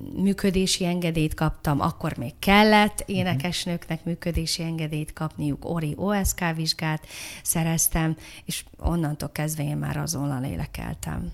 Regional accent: Budapest, Hungary; innen nem messze, a hetedik kerületben, Erzsébet városban, a Péter Sándor utcában

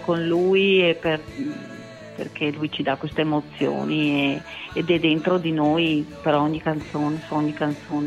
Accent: Vicenza, Veneto, Italy; sono di Vicenza

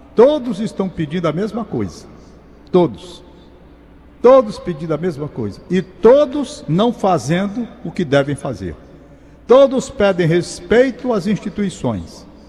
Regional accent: Brazil; somos nós brasileiros

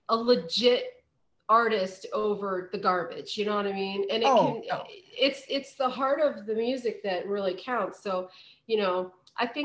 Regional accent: West Virginia, United States; I'm from West Virginia, he's in Pennsylvania. And you know, that was part of both of our kind of heritage.

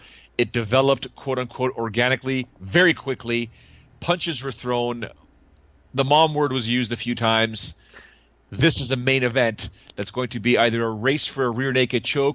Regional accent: Canada; I was from Canada

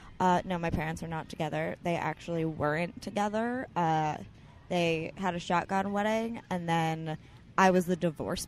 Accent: New York City, New York, United States; I grew up in Alphabet City.

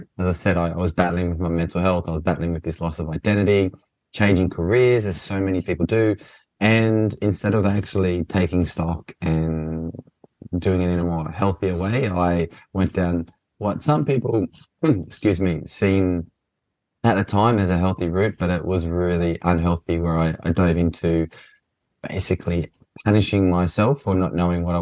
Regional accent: Australia; moved away; I grew up playing soccer in Australia

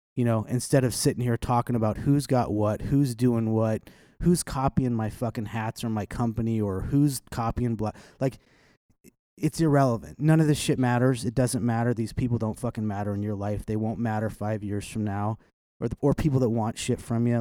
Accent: Kansas City, Missouri, United States; I grew up in South Kansas City

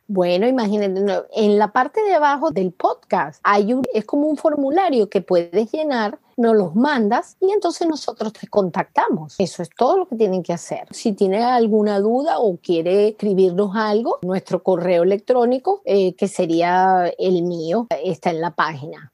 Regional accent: Venezuela; moved away as an adult; now in United States; soy venezolana

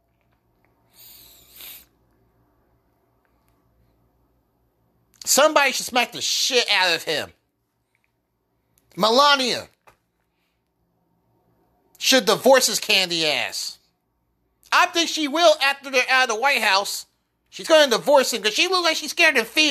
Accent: United States; I, as an American, a black American, I'm proud to be an American

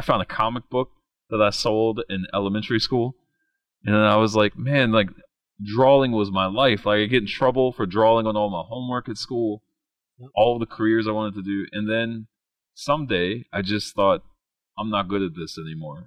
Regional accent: West Virginia, United States; I grew up in West Virginia, like went from K to 12 in West Virginia, then then did my undergrad and my master's degree there

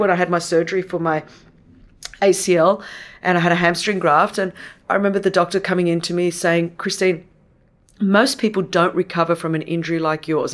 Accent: Australia; first language Greek; English is a second language; I was born in Australia, never Australian enough for the Australians because I was Greek. Uh, and didn't speak English until I went to school

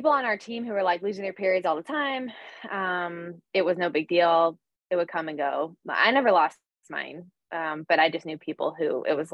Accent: North Carolina, United States; also born or lived in Astoria, New York; now in New York, United States; I grew up in North Carolina

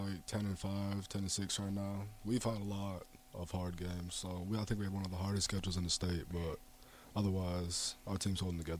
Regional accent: Lincoln, Nebraska, United States; also born or lived in South Dakota; So I was born in South Dakota.

